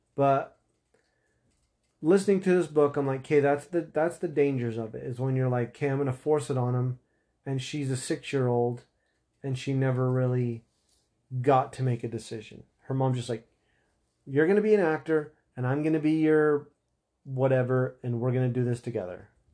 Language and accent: English; Utah, United States; I'm from Utah